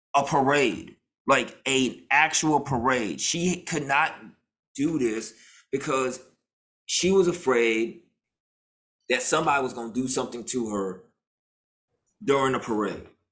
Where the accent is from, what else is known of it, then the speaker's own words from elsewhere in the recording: Memphis, Tennessee, United States; as a kid growing up in Memphis